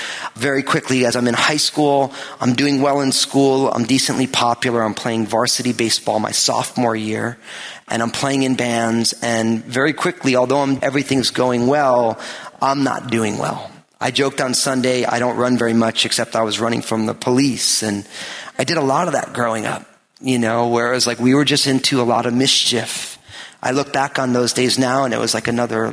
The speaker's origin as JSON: {"language": "English", "region": "New Jersey", "country": "United States", "tie": "born or raised there", "said": "I was born in New Jersey and raised there"}